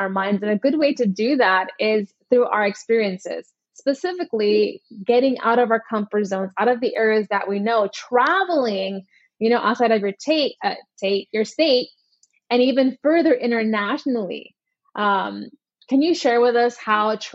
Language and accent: English; United States